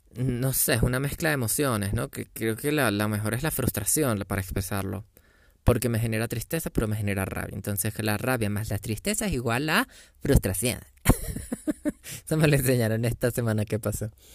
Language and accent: Spanish; Venezuela; yo soy venezolano